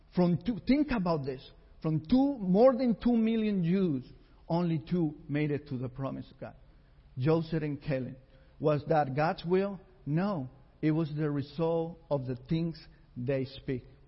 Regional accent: Costa Rica; moved away; we were raised together in Costa Rica with nothing

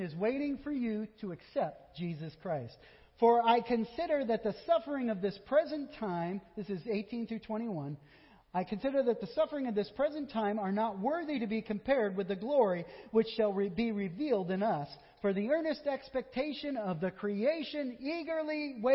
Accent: Vermont, United States; I am from Vermont

